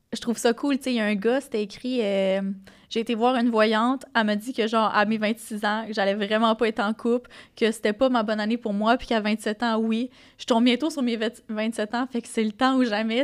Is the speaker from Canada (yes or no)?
yes; Gaspésie, Quebec, Canada; je viens de la Gaspésie